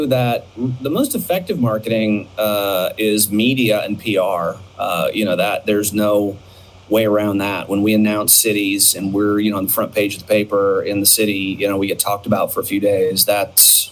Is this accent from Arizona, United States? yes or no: yes; Phoenix, Arizona, United States; I grew up in Phoenix when Southwest was little tiny Southwest